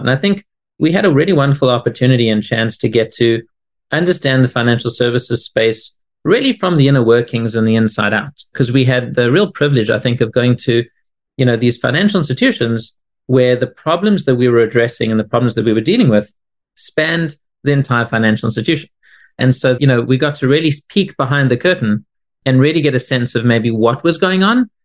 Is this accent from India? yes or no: no; South Africa; now in Boston, United States; I'm originally from South Africa, although I now live in Boston